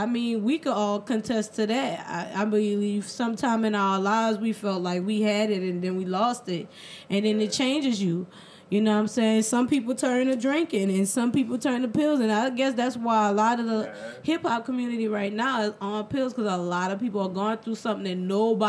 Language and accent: English; New Orleans, Louisiana, United States; we're from New Orleans East Side. You know, and there's really not much out here.